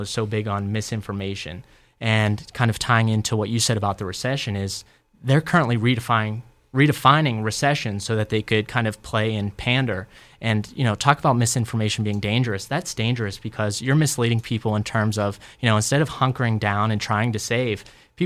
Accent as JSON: {"language": "English", "town": "Robinson Township", "region": "Pennsylvania", "country": "United States", "tie": "born or raised there", "said": "it's Robinson, kind of my hometown"}